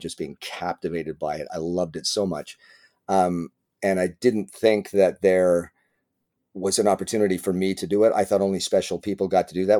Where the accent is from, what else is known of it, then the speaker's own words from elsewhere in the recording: Winnipeg, Manitoba, Canada; moved away as an adult; also born or lived in Richmond, British Columbia; now in Toronto, Canada; I was raised in Winnipeg for I think I left when I was 18, just turned 19